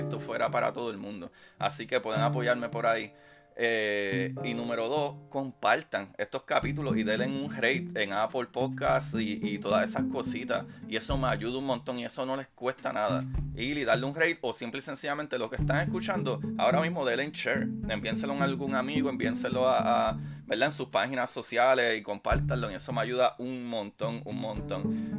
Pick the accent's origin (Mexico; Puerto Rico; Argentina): Puerto Rico; mi país, Puerto Rico